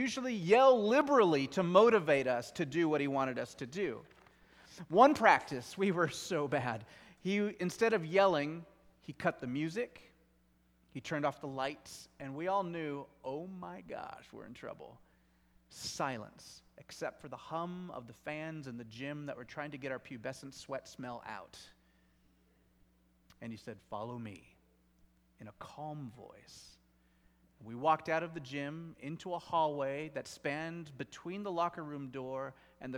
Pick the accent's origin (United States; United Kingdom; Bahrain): United States; Gig Harbor, Washington; I grew up in the Gig Harbor area, and I went to Peninsula High School